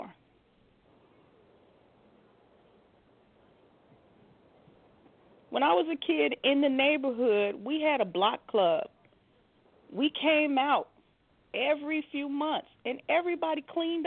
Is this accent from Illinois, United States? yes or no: yes; Chicago, Illinois, United States; moved away; I'm from Chicago